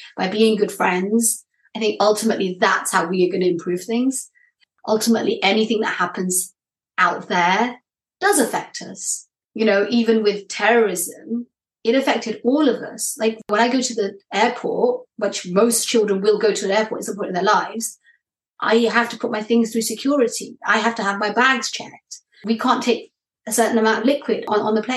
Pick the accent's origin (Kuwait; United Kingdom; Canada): United Kingdom; I'm British